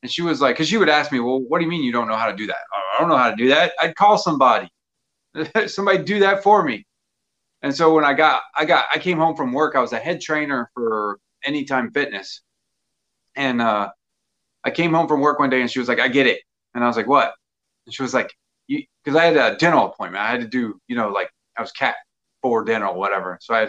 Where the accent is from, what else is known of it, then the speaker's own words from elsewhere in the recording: Germany; born there; also born or lived in Mississippi; I was born in Germany. We lived in a couple states after that, and then we went back to Germany, and then we ended up in Mississippi